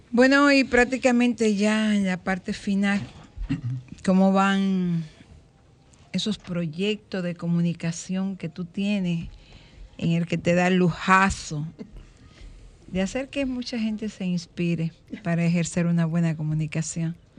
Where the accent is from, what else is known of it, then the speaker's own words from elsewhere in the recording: Dominican Republic; Me siento orgullosamente dominicana